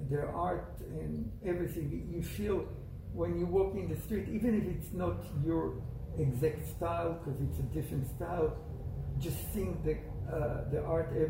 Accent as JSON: {"language": "English", "country": "Israel", "tie": "born or raised there", "also_born_or_lived": "Italy", "moved": "as an adult", "lives_now": "United States", "said": "I was born in Israel. Uh, lived there till the age of 21. I came to America, got married here, and after two years, we, uh, my ex-wife and me, we went to Italy, and we finished veterinary school in Italy."}